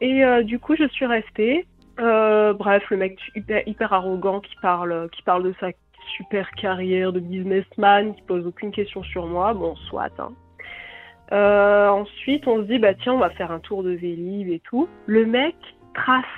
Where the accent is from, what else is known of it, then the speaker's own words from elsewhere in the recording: France; accent: French; mon accent français